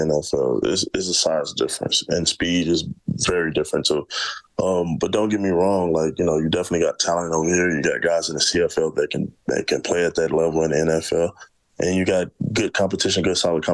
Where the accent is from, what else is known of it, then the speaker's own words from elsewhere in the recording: St. Louis, Missouri, United States; moved away as an adult; now in Edmonton, Canada; I grew up in St. Louis, Missouri